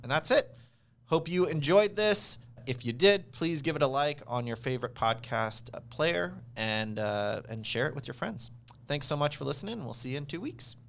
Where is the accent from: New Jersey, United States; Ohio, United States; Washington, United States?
Washington, United States; Seattle; I am born and raised in Seattle.